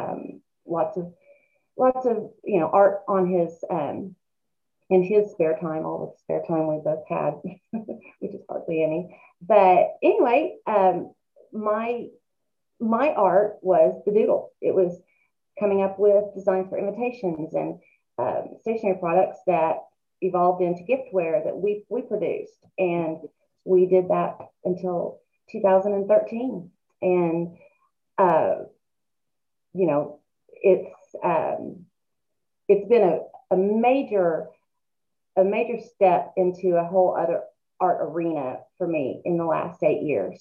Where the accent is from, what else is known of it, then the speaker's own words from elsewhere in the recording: Muskogee, Oklahoma, United States; moved away as an adult; also born or lived in Atlanta; We moved back from Atlanta and to Muskogee